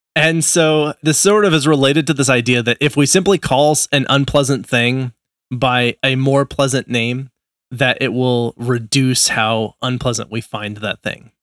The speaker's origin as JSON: {"language": "English", "region": "Nebraska", "country": "United States", "tie": "born or raised there", "said": "I was born in Nebraska."}